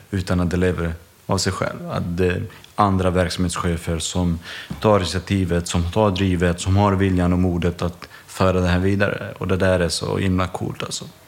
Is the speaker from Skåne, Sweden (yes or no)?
yes; Landskrona, Skåne, Sweden; när vi var små i Landskrona